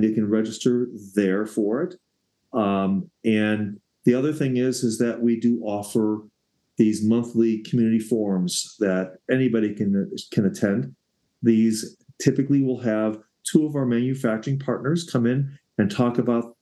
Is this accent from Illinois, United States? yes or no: yes; Evanston, Illinois, United States; now in Colorado, United States; I live in Evanston, Illinois, my hometown that I grew up in for years